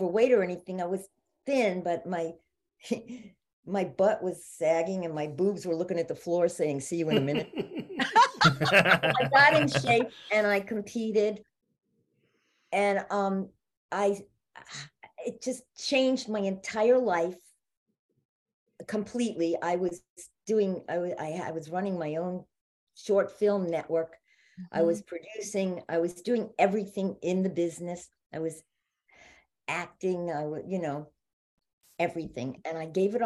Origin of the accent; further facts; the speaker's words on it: New York, United States; moved away; I'm originally from New York